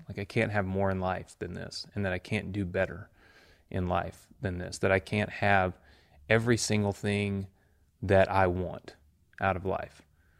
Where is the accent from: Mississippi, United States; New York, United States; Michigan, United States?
Mississippi, United States; I'm a kid from Mississippi. I graduated with like, I think 30 people in my class.